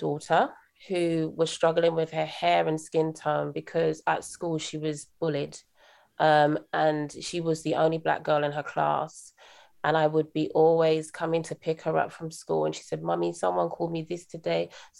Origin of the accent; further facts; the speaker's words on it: United Kingdom; accent: British; also born or lived in Bronx, New York, United States / Jamaica (parents); I'm British. I was actually brought up a few years in New York, in the Bronx, actually.